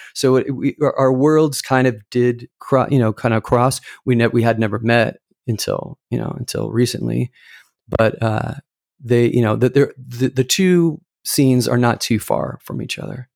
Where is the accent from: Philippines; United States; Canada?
United States; Irvine, California; I grew up in Irvine, California.